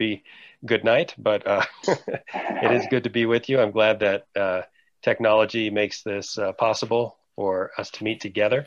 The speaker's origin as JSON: {"language": "English", "town": "Wexford", "region": "Pennsylvania", "country": "United States", "tie": "born or raised there", "also_born_or_lived": "Quito, Ecuador", "moved": "as an adult", "said": "I grew up in the North Hills of Pittsburgh, Pennsylvania, in a place called Wexford"}